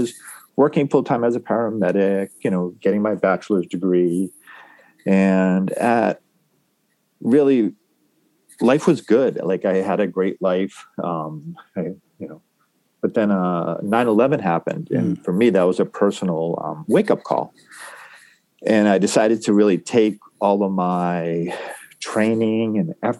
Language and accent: English; New England, United States; moved away as an adult; I grew up in New England and motorcycles were not part of my family.